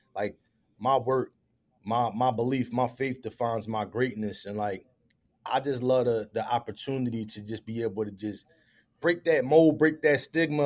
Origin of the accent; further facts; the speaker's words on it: Philadelphia, Pennsylvania, United States; I was born and raised in the Philadelphia area, grew up, raised by my mother in the uptown section of the city